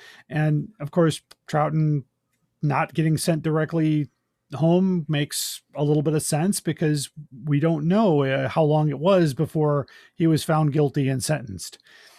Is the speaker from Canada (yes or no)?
no; Scotland, United Kingdom; I'm Scottish.